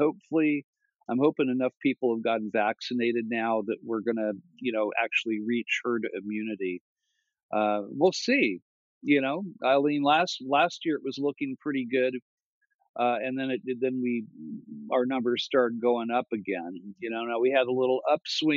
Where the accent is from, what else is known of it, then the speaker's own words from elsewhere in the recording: Thousand Oaks, California, United States; also born or lived in Santa Monica, California / Venice, California; when I was about 5 years old, we moved to Thousand Oaks, California